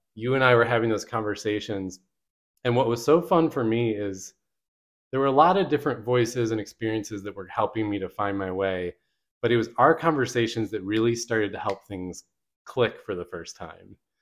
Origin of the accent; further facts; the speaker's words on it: Michigan, United States; moved away as an adult; now in Richmond, United States; I grew up in Michigan